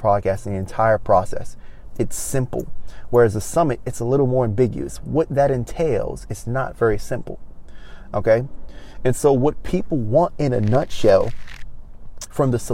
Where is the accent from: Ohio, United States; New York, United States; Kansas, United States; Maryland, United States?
Maryland, United States; Baltimore; moved away as an adult; now in Los Angeles, United States; I wasn't born here. I was born in Baltimore, Maryland, but I traveled here in November of 2019